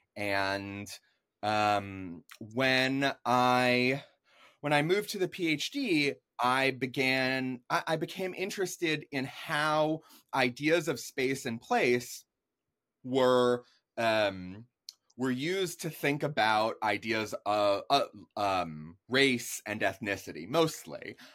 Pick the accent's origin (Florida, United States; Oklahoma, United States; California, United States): Florida, United States; Jupiter; also born or lived in New York; when I'm four years old, we moved to South Florida. I grew up in Palm Beach County in a place called Jupiter